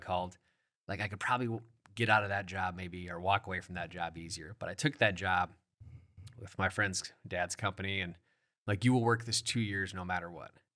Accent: Sioux Falls, South Dakota, United States; born and raised in the Sioux Falls

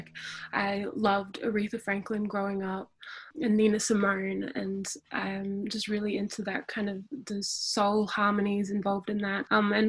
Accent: Townsville, Queensland, Australia; moved away as an adult; now in Melbourne, Australia; I'm from Townsville up in North Queensland. So I'm a proud Aboriginal and Torres Strait Islander woman, and I moved to Melbourne, Kulin Nations land, 2 years ago.

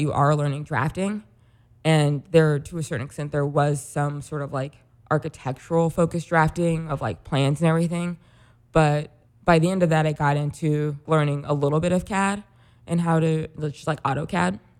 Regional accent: Rolla, Missouri, United States; moved away as an adult; now in Chicago, United States; I'm from Rollins. It's a smallish city in Mis-, it's technically a city, a smallish city in Missouri.

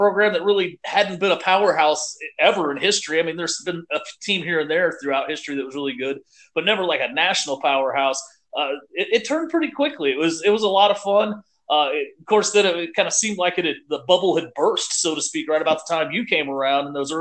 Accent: Lexington, Missouri, United States; I grew up in Lexington, so we're way closer to Warrensburg

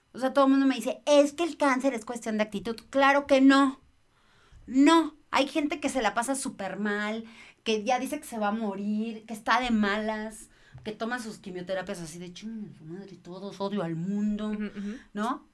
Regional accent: Mexico; soy mamá mexicana

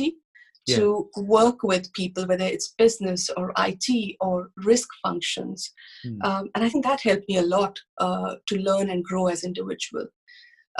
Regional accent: India; moved away as an adult; also born or lived in United States; I started my career in India. I grew up in India

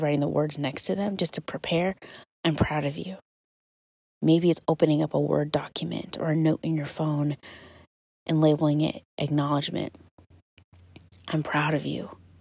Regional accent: Kentucky, United States; moved away; today I am in my hometown in Kentucky

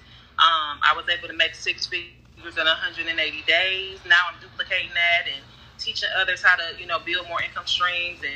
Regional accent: Cleveland, Ohio, United States; moved away as an adult; now in Atlanta, United States; I'm from Cleveland, Ohio. I moved to Atlanta 11 years ago.

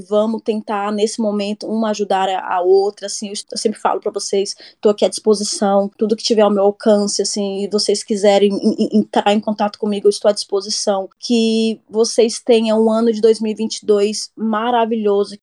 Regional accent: Brasília, Federal District, Brazil; moved away as an adult; now in Gothenburg, Sweden; sou natural de Brasília, moro aqui na Suécia, na cidade de Gutemburgo

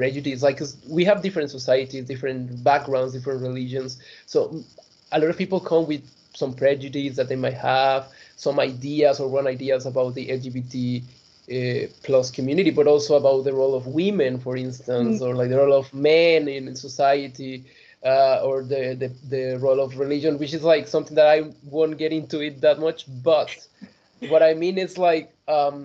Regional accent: Mexico; moved away as an adult; now in Leeds, United Kingdom; compared to my home country

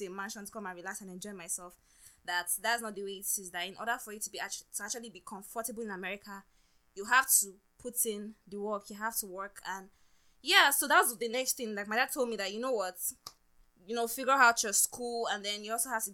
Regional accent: Nigeria; now in United States; growing up in Nigeria

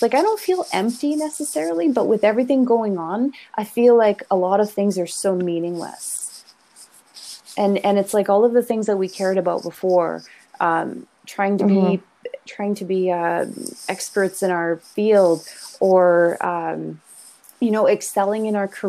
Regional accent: Canada; we're very Canadian at this point

